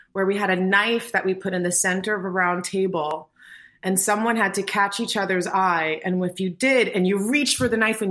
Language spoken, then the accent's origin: English; New York, United States; I grew up in New York